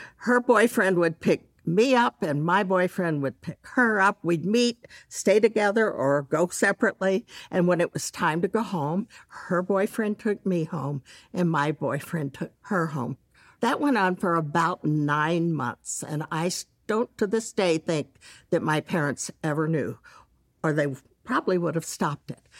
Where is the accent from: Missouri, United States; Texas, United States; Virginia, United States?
Texas, United States; Dallas; I grew up in Dallas